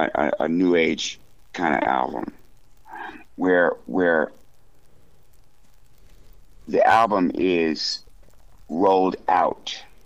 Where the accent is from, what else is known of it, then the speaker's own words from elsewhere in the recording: Fort Collins, Colorado, United States; And in Colorado, I grew up in Fort Collins.